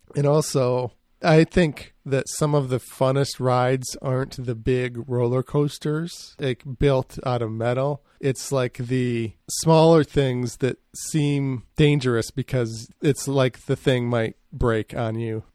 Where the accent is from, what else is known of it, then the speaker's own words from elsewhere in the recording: Grand Rapids, Michigan, United States; I grew up near Grand Rapids, which is west side of Michigan.